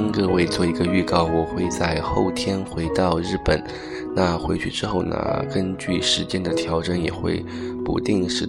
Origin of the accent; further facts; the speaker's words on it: Chengdu, Sichuan, China; now in Japan; ，也就是在唱我的故乡。想想看呢，我回成都已经有将近一个月的时间了